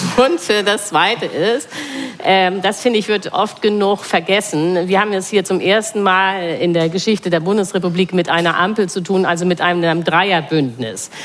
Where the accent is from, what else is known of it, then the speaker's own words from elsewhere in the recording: Hamburg, Germany; ich bin aus Hamburg